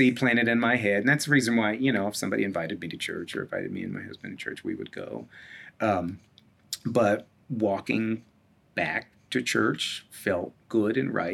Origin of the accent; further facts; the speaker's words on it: Hartford, Connecticut, United States; moved away as an adult; also born or lived in Roper, North Carolina / Washington, District of Columbia, United States; now in Minneapolis, United States; that was a predominantly Black congregation I was raised in Hartford